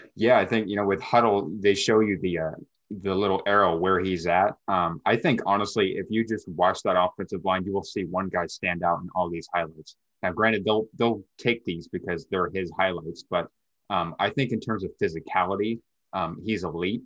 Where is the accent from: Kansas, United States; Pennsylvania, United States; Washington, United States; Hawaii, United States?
Washington, United States; Lacey; now in Yelm, United States; me being a Washington guy, um, I'm from Lacey and I live in Yelm